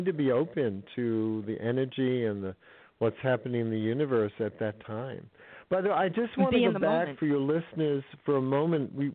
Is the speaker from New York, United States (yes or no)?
no; California, United States; I'm from California